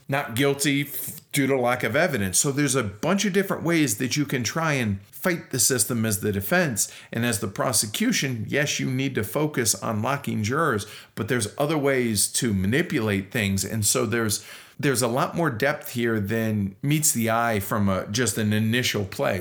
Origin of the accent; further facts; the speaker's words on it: United States; as an American